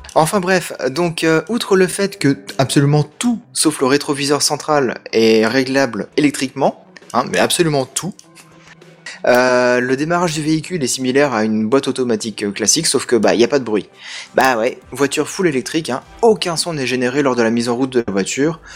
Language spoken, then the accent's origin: French; France; moi je suis français